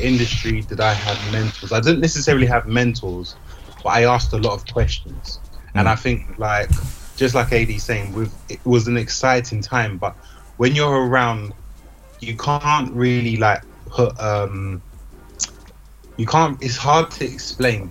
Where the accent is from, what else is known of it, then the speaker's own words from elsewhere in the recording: London, United Kingdom; I was born and bred in South London